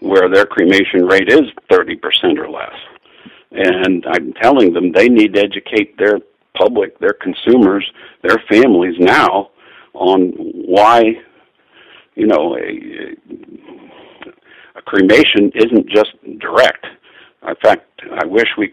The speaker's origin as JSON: {"language": "English", "town": "Pittsburgh", "region": "Pennsylvania", "country": "United States", "tie": "born or raised there", "said": "I grew up in Pittsburgh, Pennsylvania"}